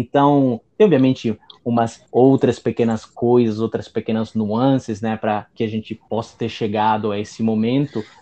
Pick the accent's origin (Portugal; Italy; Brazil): Italy; Eu sou professor de italiano, sou italiano, né?